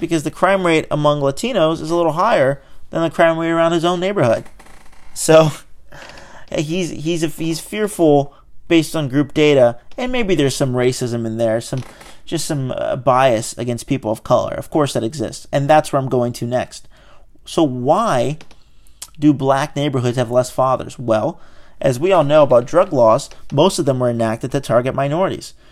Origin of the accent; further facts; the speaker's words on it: Brazil; English is a second language; now in United States; I'm from Brazil. You know, my mom and I came here speaking no English